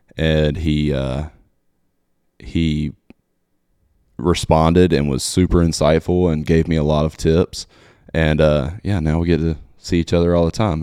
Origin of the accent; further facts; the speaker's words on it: Mobile, Alabama, United States; moved away as an adult; now in Nashville, United States; Mobile, Alabama, my hometown